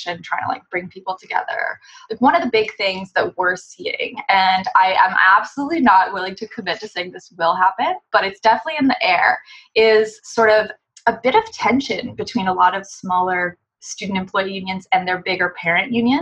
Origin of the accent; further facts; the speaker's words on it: Canada; a Canadian labor unionist